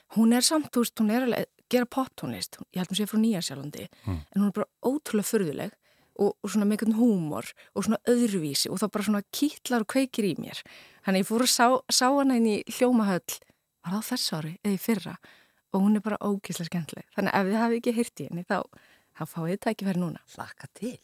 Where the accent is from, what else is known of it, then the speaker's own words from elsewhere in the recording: Reykjavík, Capital Region, Iceland; also born or lived in London; ég er bara úr Vesturbænum sko, gamla Vesturbænum